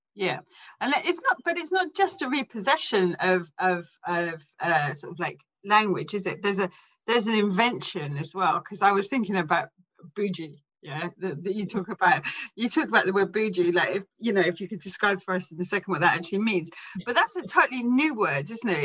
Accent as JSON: {"language": "English", "region": "England", "country": "United Kingdom", "said": "I'm English, but ethnically I'm like all Irish, and I belong to a, a culture. We're travellers"}